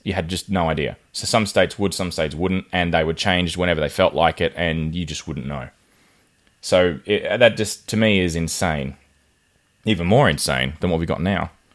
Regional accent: Rockhampton, Queensland, Australia; I grew up in Rockhampton, which is right on the Tropic of Capricorn.

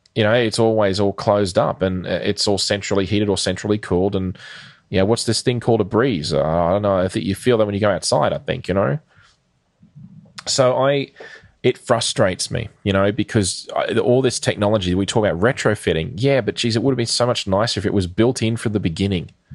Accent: Queensland, Australia; in Queensland, which is the state that I live in and grew up in, spent most of my life in for that matter

